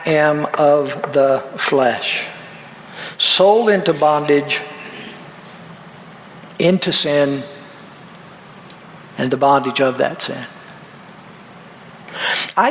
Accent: Peoria, Illinois, United States; Where I grew up out in Peoria, we were all poor.

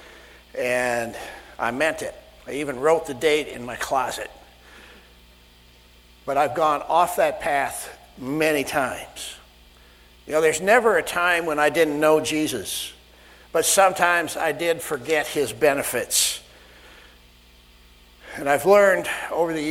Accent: Sioux Center, Iowa, United States; moved away; This is where Diane and I grew up, Sioux Center, Iowa

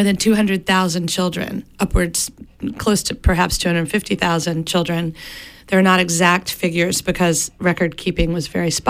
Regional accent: Bangor, Maine, United States; moved away as an adult; I grew up in Bangor

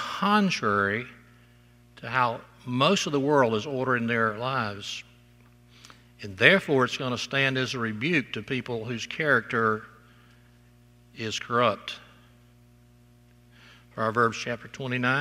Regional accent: South Alabama, United States; growing up in South Alabama

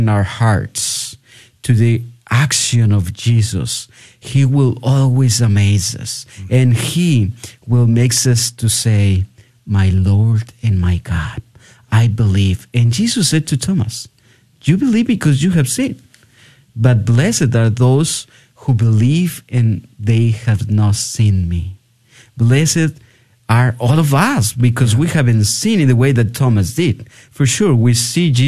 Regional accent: Tepatitlán, Jalisco, Mexico; now in San Antonio, United States; I am originally from Tepatitlán, Jalisco, Mexico

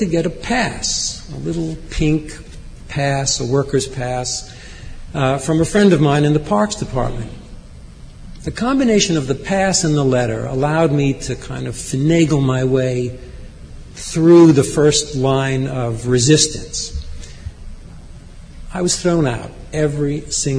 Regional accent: New York, United States; as a New Yorker

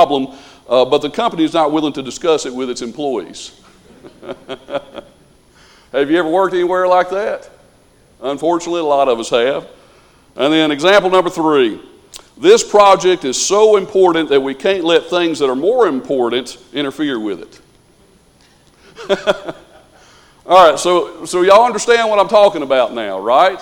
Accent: the South, United States; we're from the South, so we would say supper

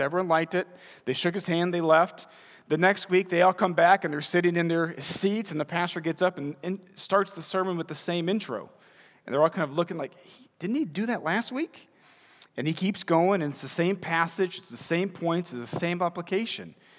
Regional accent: Munster, Indiana, United States; also born or lived in Crown Point, Indiana / Wisconsin; moved to Munster and graduated from Munster High School

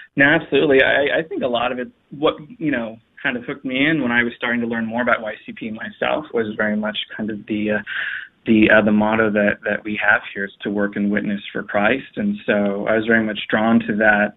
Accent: Dallas, Texas, United States; moved away as an adult; also born or lived in Phoenix, Arizona / Washington, District of Columbia, United States; I knew I wanted to return to my home state of Texas, my home city of the you know, Dallas

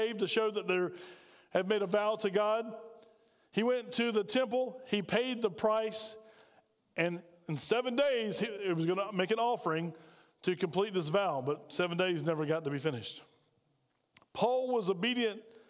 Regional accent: Spartanburg, South Carolina, United States; now in Aiken, United States; I'm from Spartanburg

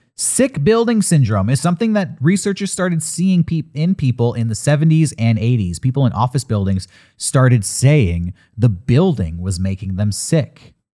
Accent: Southern California, United States; Growing up in Southern California

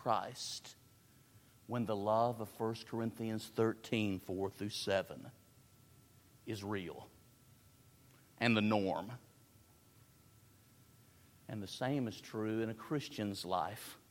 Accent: Tennessee, United States; I'm from the South. I'm from Tennessee

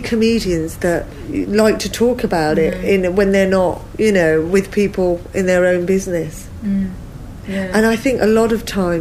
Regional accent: London, United Kingdom; I'm from London

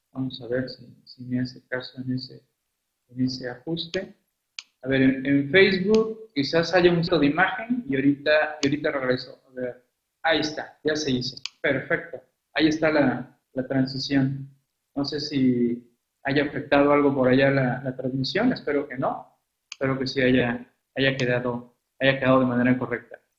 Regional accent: Mexico; nosotros como mexicanos

